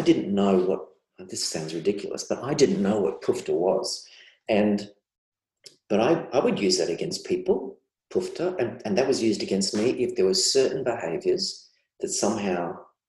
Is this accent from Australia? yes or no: yes; Australia; I see that as kind of almost widespread and as almost Aussie. You can see this each summer, you know, we're there for people with floods and fires.